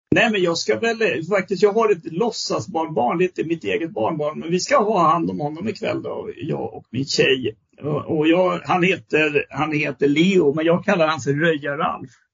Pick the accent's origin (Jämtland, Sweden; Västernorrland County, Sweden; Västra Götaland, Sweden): Västra Götaland, Sweden; Västergötland; nu är jag västgöte från början, så jag är inte smålänning